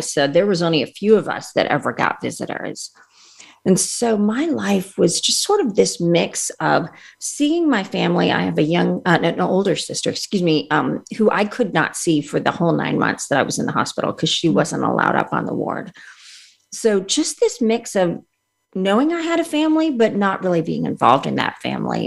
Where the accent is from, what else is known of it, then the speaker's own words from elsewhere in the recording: Montreal, Quebec, Canada; also born or lived in India / England; we moved from England to Canada. Uh, shortly after my first surgery. And that's where I had most of my operations. And we were in Montreal